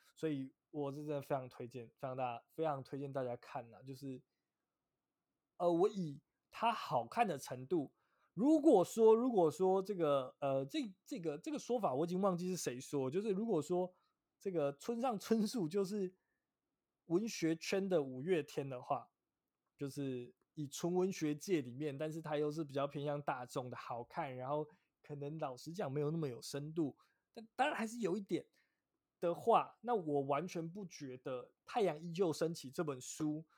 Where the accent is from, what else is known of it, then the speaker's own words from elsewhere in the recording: Taiwan; 我们台湾人